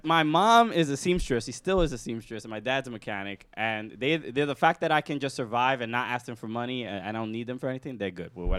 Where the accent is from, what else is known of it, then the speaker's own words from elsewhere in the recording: New York City, New York, United States; Dominican. But I was born here. My parents are from the Dominican Republic. I was born in Brooklyn.